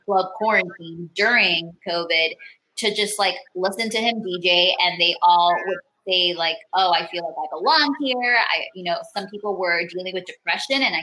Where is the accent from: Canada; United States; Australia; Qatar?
United States; Miami Lakes and Miramar, Florida; also born or lived in Bogota, Colombia; I was raised in between like Miami Lakes and Miramar, and then was in Broward